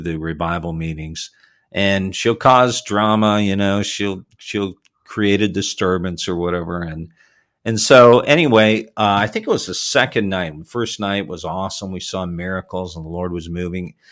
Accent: Toronto, Ontario, Canada; Was born in Toronto and raised in the Toronto area

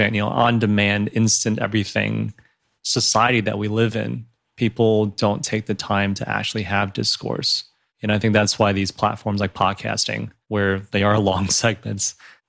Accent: Guizhou, China; now in United States; I actually come from a province in China, southwest, called Guizhou

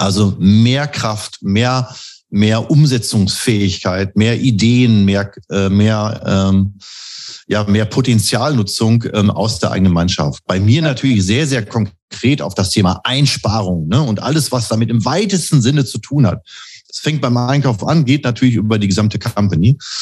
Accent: Bielefeld, North Rhine-Westphalia, Germany; moved away; gebürtiger Bielefeld und lebe auch wieder hier.

